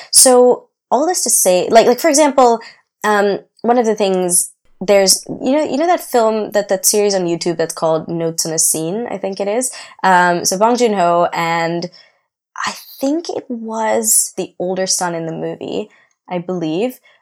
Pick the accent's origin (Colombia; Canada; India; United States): India; I know about class the way I've learned about it in India.